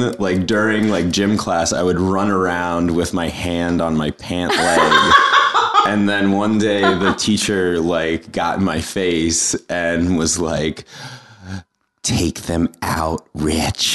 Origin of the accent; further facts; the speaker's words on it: New York City, New York, United States; also born or lived in Bronxville, Westchester, New York; I grew up in Manhattan until I was about 10. So in Tudor City near Grand Central